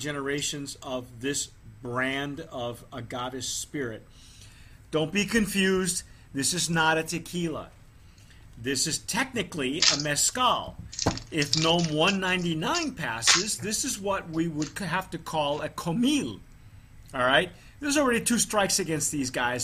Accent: Southern California, United States; also born or lived in San Diego; I grew up in Southern California

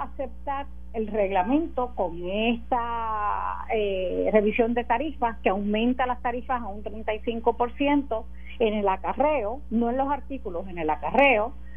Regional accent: Puerto Rico; como puertorriqueña

